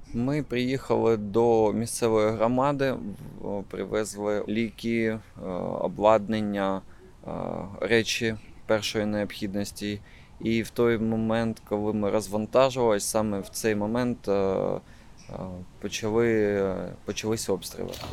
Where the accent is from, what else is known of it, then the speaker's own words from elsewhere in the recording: Kharkiv, Kharkiv Oblast, Ukraine; я харків'янин